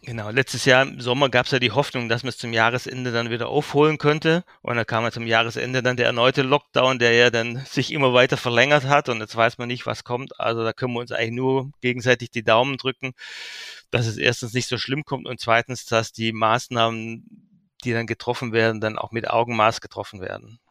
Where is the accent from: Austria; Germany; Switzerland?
Germany; Heidenheim an der Brenz, Baden-Württemberg; also born or lived in Berlin / Geislingen an der Steige; Ich bin auf der Schwäbischen Alb geboren, dort aufgewachsen, in Heidenheim an der Brenz, dort Abitur gemacht